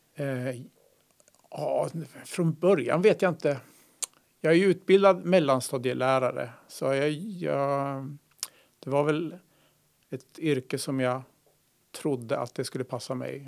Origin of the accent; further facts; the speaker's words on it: Malmköping, Södermanland, Sweden; moved away as an adult; also born or lived in Umeå / Pajala / Orsa, Dalarna; Sörmland, Malmköping, eh, hjärtat av Sörmland tre mil söder om Eskilstuna.